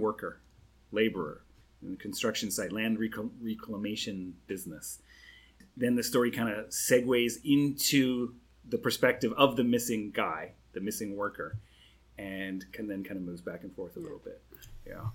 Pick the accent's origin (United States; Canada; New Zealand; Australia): Canada; now in Singapore; I'm a Canadian